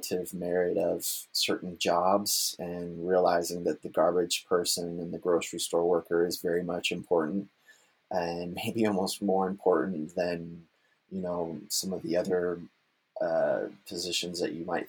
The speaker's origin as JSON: {"language": "English", "region": "Florida", "country": "United States", "moved": "yes", "lives_now": "Kalamazoo, United States", "said": "I'm originally from Florida. I'm a 13th generation Floridian"}